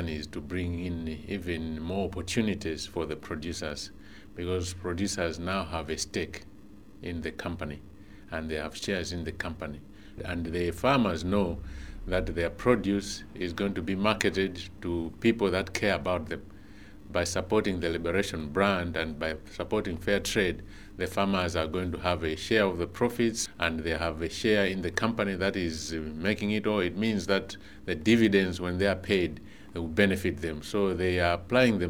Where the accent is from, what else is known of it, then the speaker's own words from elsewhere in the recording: Malawi; I come from Malawi